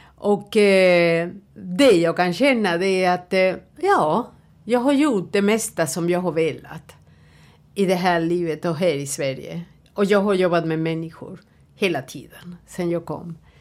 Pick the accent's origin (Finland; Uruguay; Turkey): Uruguay; Swedish is a second language; moved away as an adult; now in Sweden; jag kommer från Uruguay.